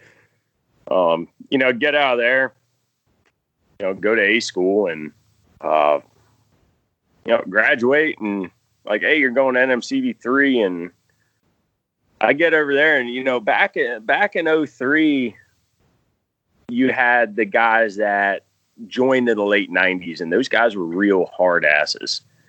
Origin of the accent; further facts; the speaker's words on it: Charlottesville, Virginia, United States; Charlottesville, Virginia.